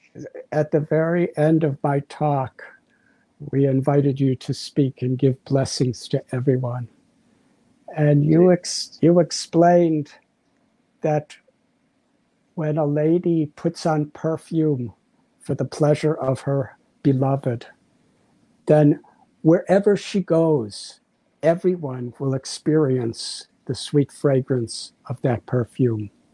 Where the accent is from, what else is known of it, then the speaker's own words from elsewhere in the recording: United States; moved away; When I was a teenage boy, around 19 years old, growing up in the United States of America